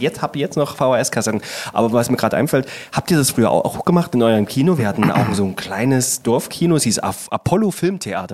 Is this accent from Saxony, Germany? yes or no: yes; Saxony, Germany; weil ich bin ja im schönen Sachsen aufgewachsen